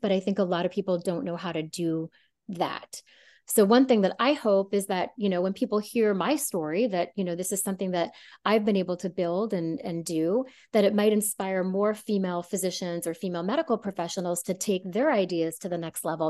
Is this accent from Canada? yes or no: yes; Canada; moved away as an adult; also born or lived in San Francisco, California; growing up in Canada and doing most of my medical training in Canada